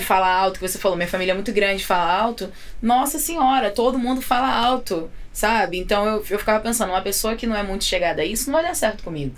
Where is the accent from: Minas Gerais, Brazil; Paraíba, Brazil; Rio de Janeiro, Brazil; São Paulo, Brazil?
Rio de Janeiro, Brazil; Belford Roxo; moved away as an adult; now in United States; eu sou de, da Baixada Fluminense, no Rio de Janeiro. Uhum. Sou de Belfor Roxo.